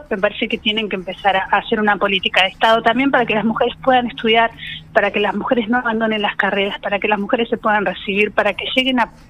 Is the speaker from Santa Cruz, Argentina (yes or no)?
yes; Caleta Olivia, Santa Cruz, Argentina; Bueno, yo porque soy de Caleta me gustaría mucho tener compañeras